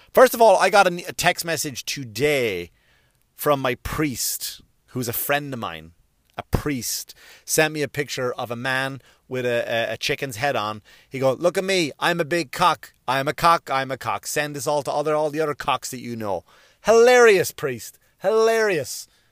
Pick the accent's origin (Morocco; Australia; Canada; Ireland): Ireland; now in United States; I'm an Irish, I'm, I'm an Irish citizen and I'm a U S citizen